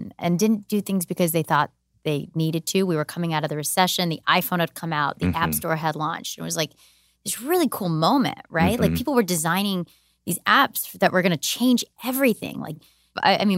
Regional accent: Georgia, United States; where I grew up in Georgia, where I hung out in parking lots

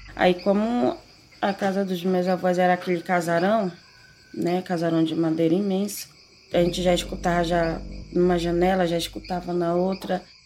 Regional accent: Quilombo Mojuaçu, interior of Pará, Brazil; also born or lived in São Paulo; Esse nome foi dado pela minha madrasta que me criou desde pequena. A gente morava em São Paulo. De São Paulo nós fomos morar justamente lá no Quilombo

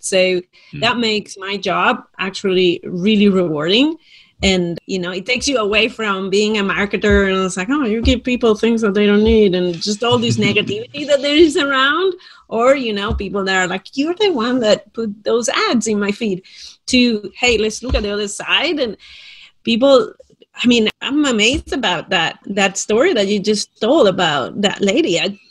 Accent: Spain; accent: Spain; It's actually from Spain.

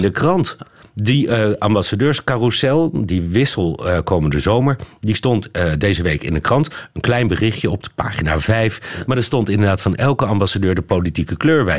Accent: Netherlands; wij in Nederland

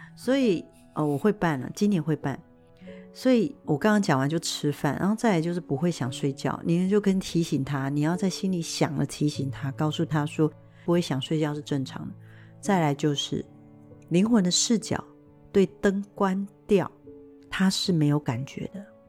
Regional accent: Taiwan; 我们中国人或者是台湾人还是有一个，呃，习惯就是要打扮得非常漂亮

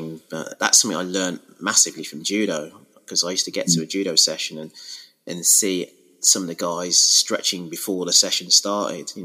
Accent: Wolverhampton, West Midlands, United Kingdom; moved away as an adult; also born or lived in Sutton Coldfield, Birmingham; now in Birmingham, United Kingdom; I am from the Midlands, but from Wolverhampton originally, which is just the other side of the M6

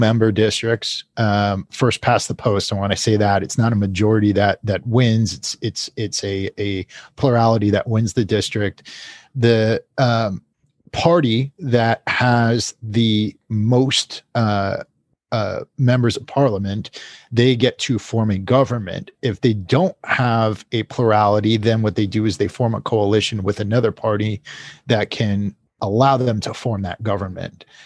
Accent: United States; as an American

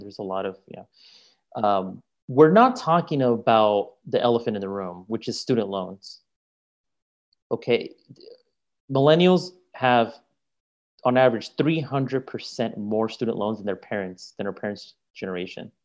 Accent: California, United States; I grew up in California

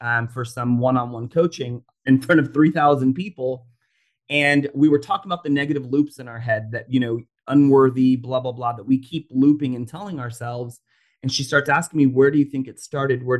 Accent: Orlando, Florida, United States; I grew up in Orlando, Florida, and I went actually a suburb called Oviedo.

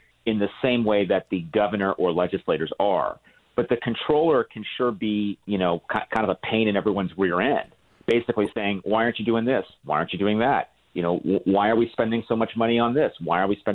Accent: California, United States; I grew up in California. I live in California now

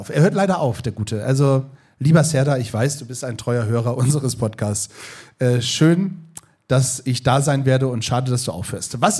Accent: Northern Germany, Germany; Aber ich bin ja auch Norddeutscher. Dafür kenne ich Lapskaus.

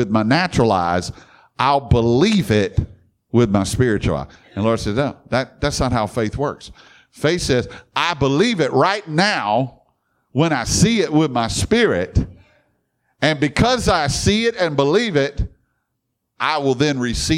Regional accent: Baton Rouge, Louisiana, United States; I grew up in Baton Rouge with LSU

